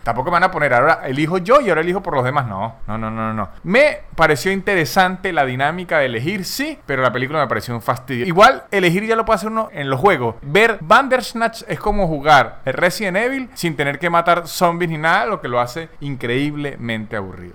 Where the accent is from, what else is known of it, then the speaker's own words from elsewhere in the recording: San Cristóbal, Táchira, Venezuela; Yo que soy de Venezuela, de donde soy yo, que se llama San Cristóbal